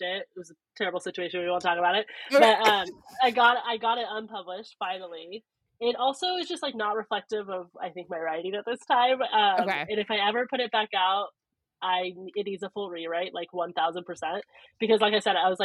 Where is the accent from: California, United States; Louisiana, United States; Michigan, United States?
California, United States; Northern; I'm from Northern California